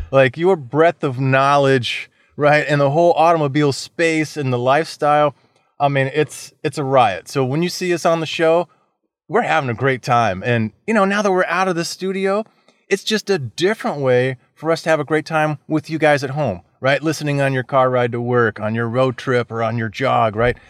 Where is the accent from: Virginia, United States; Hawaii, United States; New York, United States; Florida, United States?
Florida, United States; I was born and raised in Florida